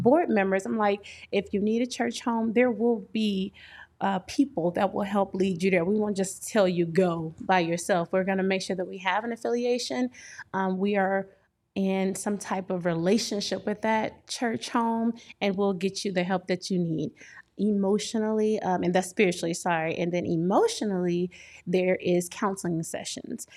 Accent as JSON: {"language": "English", "town": "Port Arthur", "region": "Texas", "country": "United States", "also_born_or_lived": "Illinois (St. Louis metro area)", "moved": "as an adult", "lives_now": "Illinois, United States", "said": "I hail from Texas, Port Arthur, Texas, to be exact. I've been here almost seven years now. I'm on the Illinois side"}